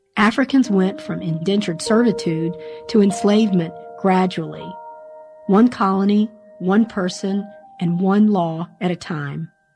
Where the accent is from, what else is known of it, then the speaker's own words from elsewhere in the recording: Greensboro, North Carolina, United States; I was born in Greensboro, North Carolina in 1963